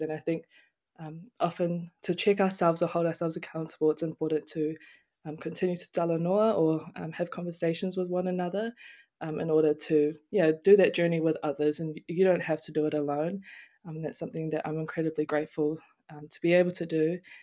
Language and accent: English; Auckland, New Zealand; moved away as an adult; now in Palmerston North, New Zealand; growing up in Auckland